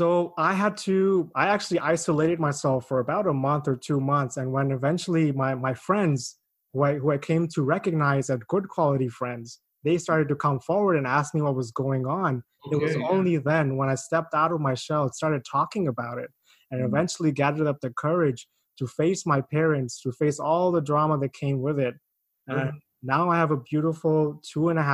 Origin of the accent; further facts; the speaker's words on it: Pakistan; moved away as an adult; also born or lived in China; now in Canada; I come from Pakistan. I was born in China, and I came here to Canada when I was 18 years old.